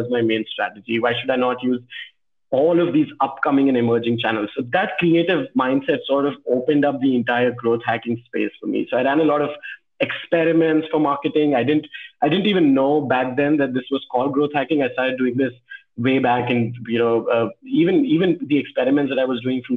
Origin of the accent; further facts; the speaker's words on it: Delhi, India; also born or lived in Bhopal, Madhya Pradesh / Agra, Uttar Pradesh; in fifth or sixth standard, I moved to Delhi